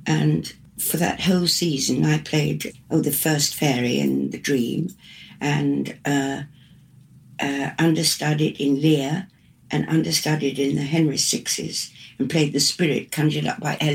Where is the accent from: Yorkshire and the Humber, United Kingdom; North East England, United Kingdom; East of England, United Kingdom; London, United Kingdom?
Yorkshire and the Humber, United Kingdom; York; moved away as an adult; I was going back to do the mystery plays in York, my hometown